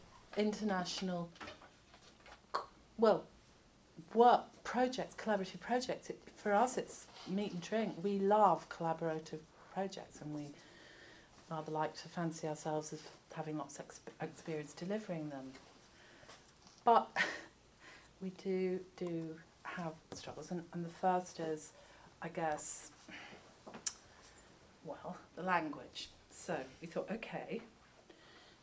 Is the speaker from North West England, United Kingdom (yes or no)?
yes; Rochdale, North West England, United Kingdom; I was brought up and lived in Rochdale